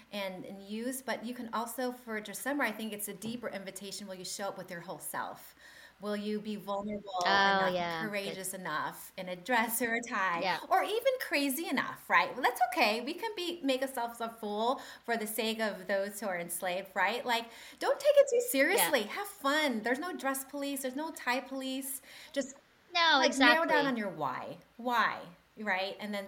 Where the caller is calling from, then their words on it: Tennessee, United States; I am coming from Tennessee in the U.S., but I have family in Calgary.